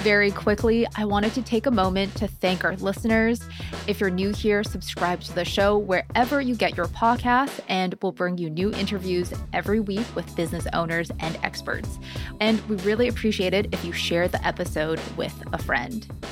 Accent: Canada; a Canadian

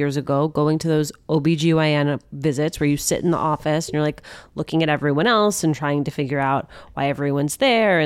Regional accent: Union City, New Jersey, United States; growing up in Union City, New Jersey

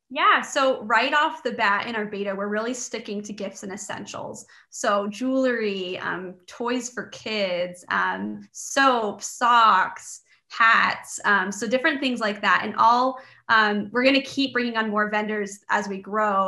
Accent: Canada; I was born and raised in Canada

